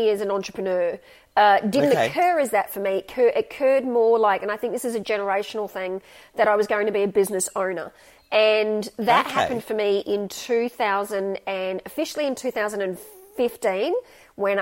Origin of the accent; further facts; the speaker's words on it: Gold Coast, Queensland, Australia; also born or lived in Sydney, New South Wales; we moved to Queensland and I went to school up there.